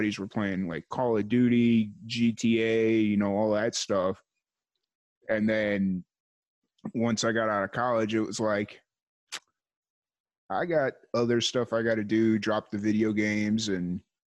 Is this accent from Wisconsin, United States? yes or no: no; Chicago, Illinois, United States; growing up in South suburbs of Chicago, or growing up in South Chicago